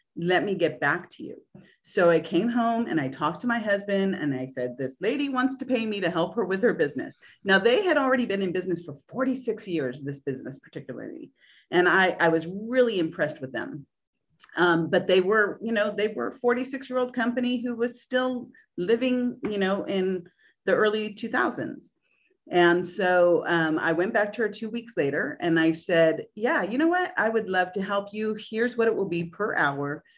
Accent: Orange County, California, United States; moved away as an adult; now in Nashville, United States; I was from Orange County, California

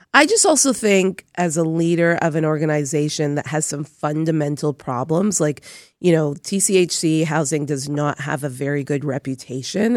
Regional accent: Toronto, Ontario, Canada; I grew up in Toronto housing

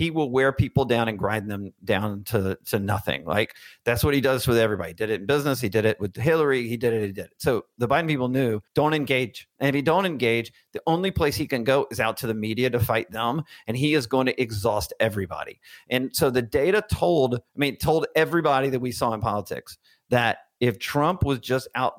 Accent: Birmingham, Alabama, United States; moved away as an adult; also born or lived in Washington, D.C.; I grew up in Birmingham, Alabama

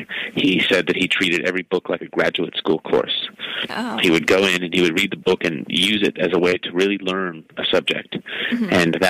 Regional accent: Berkeley, California, United States; now in New York, United States; I'm from Berkeley.

